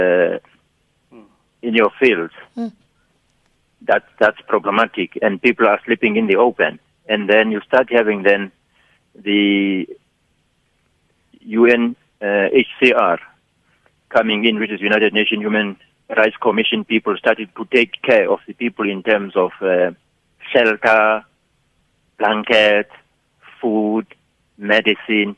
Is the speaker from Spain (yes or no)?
no; South Africa; as a South African